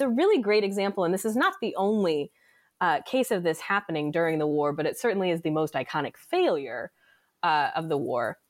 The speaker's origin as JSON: {"language": "English", "town": "Brackettville", "region": "Texas", "country": "United States", "tie": "born or raised there", "said": "I actually, uh, spent a lot of my time growing up in West Texas, uh, in a, in a small town called Bracketville."}